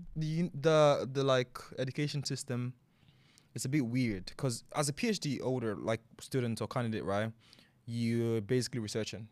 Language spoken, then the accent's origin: English; Nigeria; moved away as an adult; also born or lived in Abuja / Ogun State / Lagos State / Ireland; now in London, United Kingdom; I grew up in Nigeria. I spent, like, almost eighteen years in Nigeria, um, secondary school, primary school